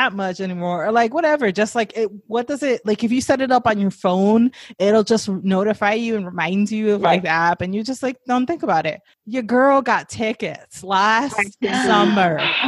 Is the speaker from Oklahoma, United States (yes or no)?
no; New York City, New York, United States; I live in New York City. I'm from New York City